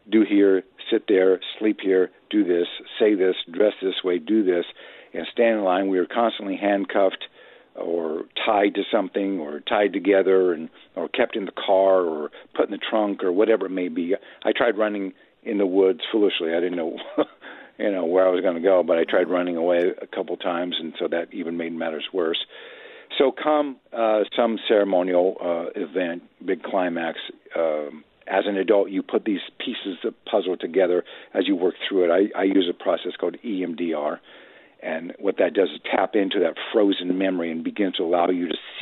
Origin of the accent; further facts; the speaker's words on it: Midwest, United States; I was raised in the Midwest